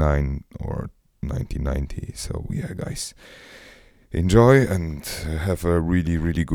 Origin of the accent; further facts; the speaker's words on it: Krakow, Lesser Poland, Poland; English is a second language; I'm from Krakow